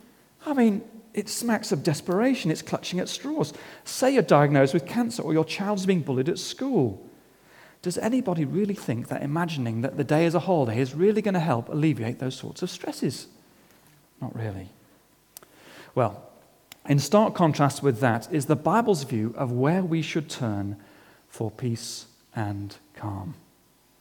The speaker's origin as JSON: {"language": "English", "region": "England", "country": "United Kingdom", "said": "As an Englishman"}